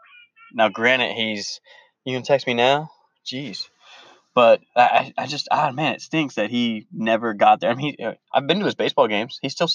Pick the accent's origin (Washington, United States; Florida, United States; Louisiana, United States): Florida, United States; I'm from Florida.